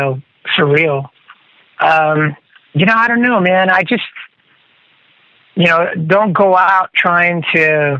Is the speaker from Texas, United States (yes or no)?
yes; Corpus Christi, Texas, United States; here in Texas, in my hometown, Corpus Christi